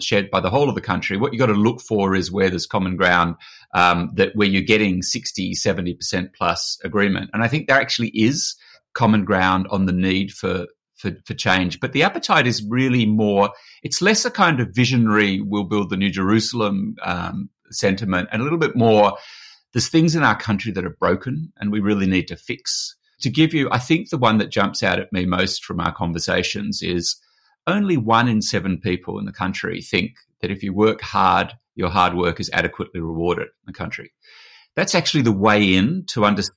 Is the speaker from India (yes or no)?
no; Australia; moved away as an adult; now in United Kingdom; I grew up in Australia